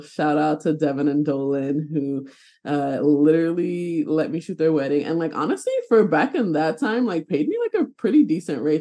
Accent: New York City, New York, United States; moved away as an adult; now in Burlington, Vermont, United States; I'm originally from New York City, born and raised

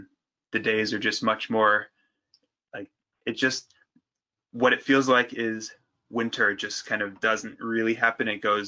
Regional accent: Oregon, United States; moved away as an adult; now in New Zealand; So it's I'm not a native New Zealander. It's the accent, you can probably tell. I'm from the West Coast, over in Oregon.

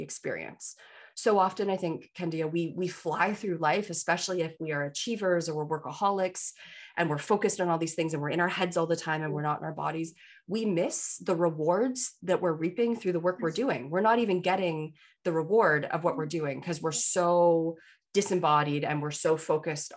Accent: Canada; I'm a Canadian

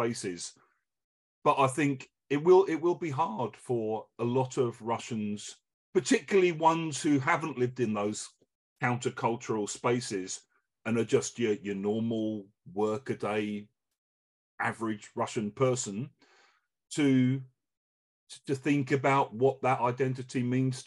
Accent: England, United Kingdom; as an English person

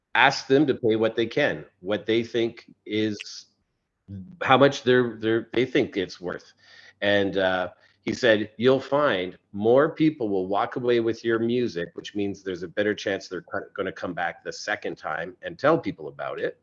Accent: Canada; I'm Canadian

